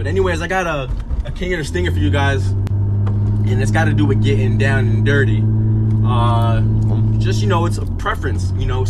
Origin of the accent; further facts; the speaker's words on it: Connecticut, United States; I'm from Connecticut.